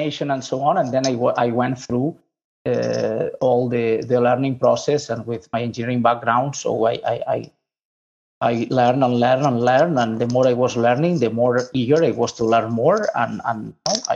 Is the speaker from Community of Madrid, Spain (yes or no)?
no; Lleida, Catalonia, Spain; also born or lived in Estopiñán; I was born in Lleida, which is in the center of the main pig production area in Spain